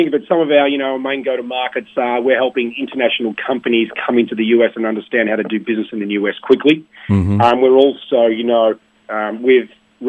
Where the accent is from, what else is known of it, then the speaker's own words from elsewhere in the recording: Melbourne, Victoria, Australia; I grew up in the Sandbelt area